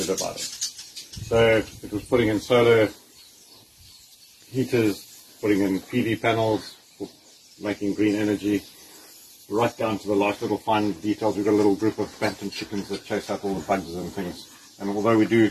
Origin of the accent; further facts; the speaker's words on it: Pretoria, Gauteng, South Africa; also born or lived in Kruger area / Botswana; now in St Lucia, South Africa; growing up in Pretoria, to spend a bit of time in the Kruger area. Small stint in Botswana and now St Lucia.